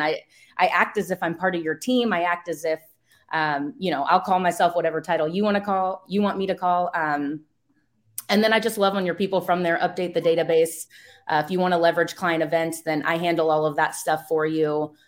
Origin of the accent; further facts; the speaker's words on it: East Coast, United States; now in West Coast, United States; I'm from the East Coast, I live in the West Coast now